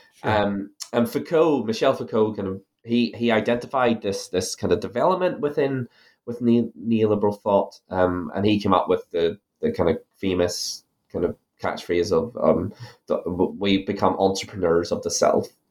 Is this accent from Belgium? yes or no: no; Ireland; now in New Zealand; you might be able to tell from my accent that I'm originally from Ireland.